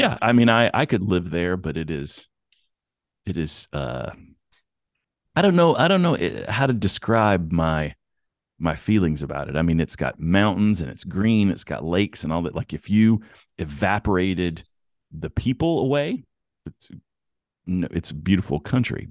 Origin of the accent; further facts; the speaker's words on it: Bristol, United States; also born or lived in the South / eastern Tennessee and southwestern Virginia; now in California, United States; So Bristol is, uh, on the, on the Tennessee, Virginia state line.